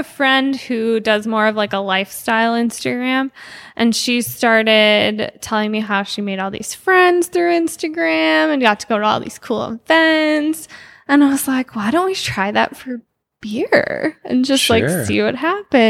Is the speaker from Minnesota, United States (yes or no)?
yes; Ramsey, Minnesota, United States; I grew up in Ramsey, which is just north of here.